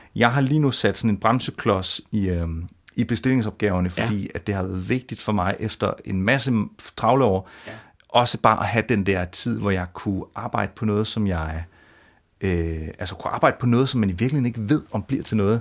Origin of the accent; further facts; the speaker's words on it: Funen, Southern Denmark, Denmark; jeg er jo selv fra Fyn